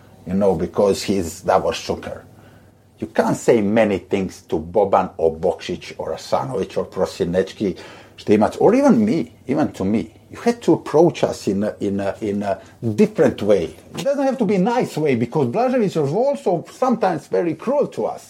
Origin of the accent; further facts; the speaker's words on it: Split, Split-Dalmatia County, Croatia; my hometown, Hajduk Split